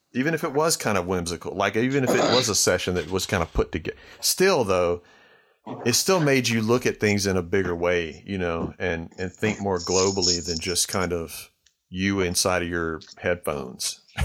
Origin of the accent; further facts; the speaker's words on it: Starkville, Mississippi, United States; I grew up in Starkville, Mississippi